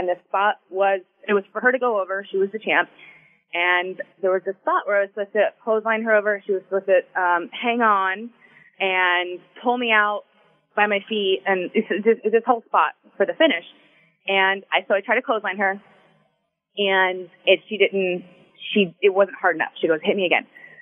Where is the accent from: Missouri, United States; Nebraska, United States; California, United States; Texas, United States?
Texas, United States; Houston; moved away as an adult; also born or lived in Tampa / South Florida; my hometown in Houston